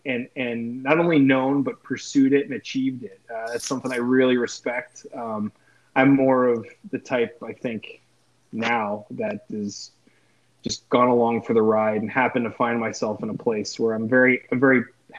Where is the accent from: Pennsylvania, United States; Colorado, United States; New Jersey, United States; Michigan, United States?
Pennsylvania, United States; I usually answer that question by just saying Pennsylvania, because I was born in Western PA, spent a good chunk of my childhood in North Central PA, and then most recently, Eastern Pennsylvania, Philadelphia, now the Lehigh Valley